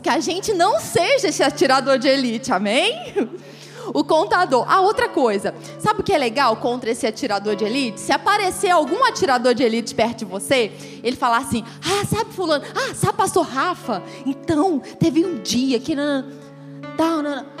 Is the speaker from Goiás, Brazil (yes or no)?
yes; Goiás, Brazil; moved away as an adult; also born or lived in Rio de Janeiro; lá no Rio, e aí eu era goiana, então eu era diferente, né? dos cariocas. O sotaque já era diferente.